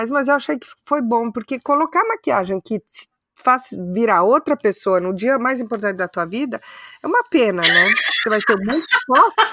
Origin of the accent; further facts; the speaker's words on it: London, United Kingdom; eu sou de Londres.